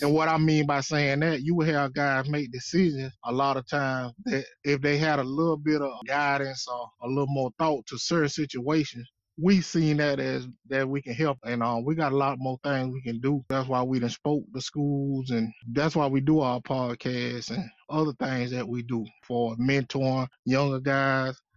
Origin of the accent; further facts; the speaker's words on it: Quincy, Florida, United States; I grew up in Quincy, Florida